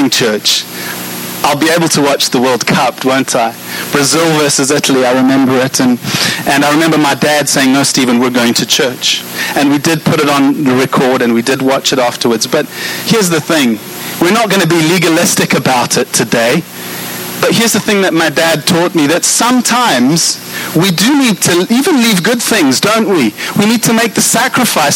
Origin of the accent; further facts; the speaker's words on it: South Africa; I'm South African